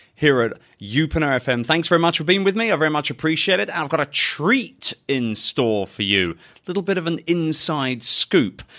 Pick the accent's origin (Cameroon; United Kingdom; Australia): United Kingdom; London; now in Philippines; my hometown of London, England